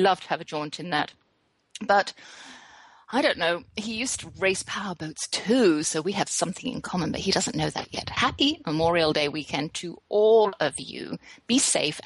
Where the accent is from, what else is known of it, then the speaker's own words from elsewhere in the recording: England, United Kingdom; moved away as an adult; also born or lived in West Germany; now in Texas, United States; I was raised at boarding school in England.